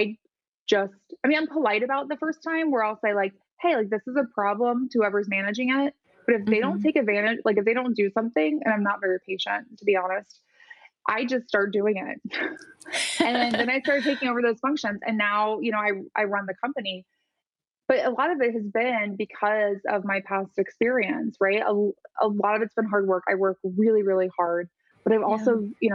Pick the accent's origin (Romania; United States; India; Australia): United States; Midwest; I grew up in the Midwest